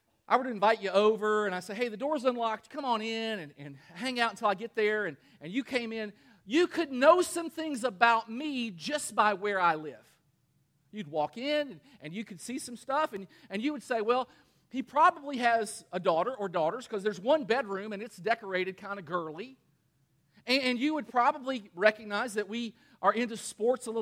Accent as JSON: {"language": "English", "region": "Kentucky", "country": "United States", "also_born_or_lived": "Michigan", "moved": "yes", "said": "I'm from Kentucky"}